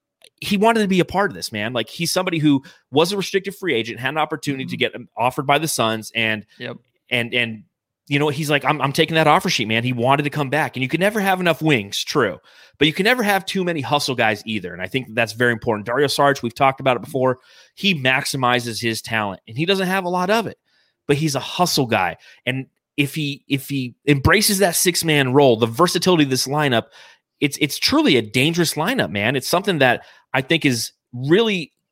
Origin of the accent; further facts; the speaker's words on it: Phoenix, Arizona, United States; the gravesite is very close to where I grew up in the Arcadia area in Phoenix.